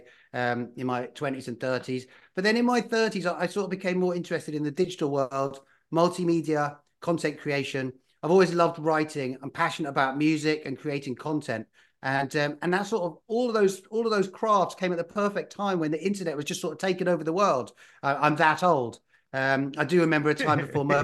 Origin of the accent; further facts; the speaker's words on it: United Kingdom; moved away as an adult; also born or lived in London / Spain / Netherlands / California; now in East Coast, United States; I'm from the United Kingdom originally. I spent most of my adult life in London